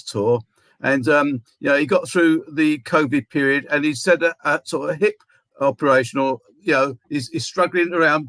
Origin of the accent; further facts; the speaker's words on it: London, United Kingdom; also born or lived in Stepney; as a kid growing up in Hackney